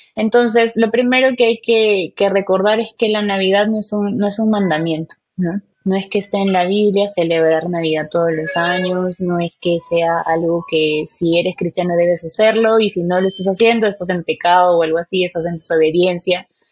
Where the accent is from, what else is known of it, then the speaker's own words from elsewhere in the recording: Peru; soy peruana, tengo 26 años